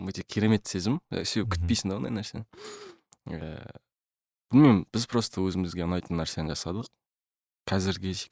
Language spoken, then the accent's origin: Kazakh; Atyrau, Atyrau Region, Kazakhstan; moved away as an adult; also born or lived in Turkey; атырауда қалада тудым так ә, содан кейін сол атырауда тұрдық бәріміз де үлкен семьяда тудым өстім атырауда оқыдым бір класс бір мектепте оқыдым ұлттық гимназия он үшінші